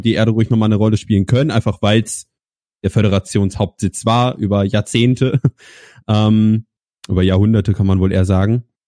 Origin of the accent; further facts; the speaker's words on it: Kassel, Hesse, Germany; ich komme aus Kassel, aus dem wunderschönen Kassel